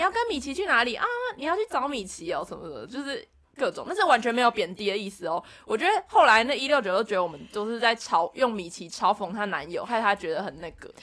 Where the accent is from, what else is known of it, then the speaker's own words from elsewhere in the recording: Taichung, Taiwan; 我们都是台中人